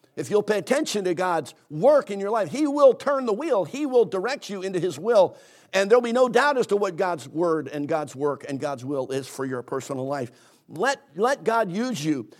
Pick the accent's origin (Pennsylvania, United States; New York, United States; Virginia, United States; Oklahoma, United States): Pennsylvania, United States; Philadelphia; I, I grew up in Philadelphia, Pennsylvania